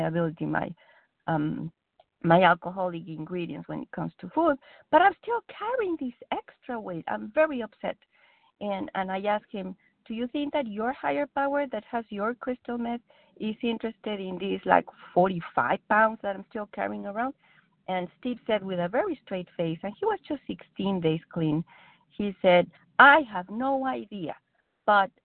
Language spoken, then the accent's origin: English; Mexico; English is a second language; now in United States; I'm Mexican. English is not my first language